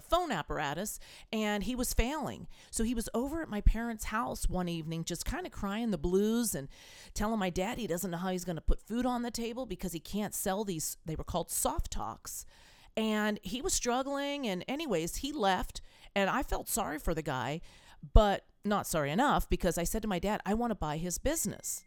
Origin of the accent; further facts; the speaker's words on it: California, United States; moved away as an adult; also born or lived in East Coast, United States / Salt Lake City, Utah / Park City, Utah; now in Iowa, United States; I was a California girl. I, I was born in the East Coast.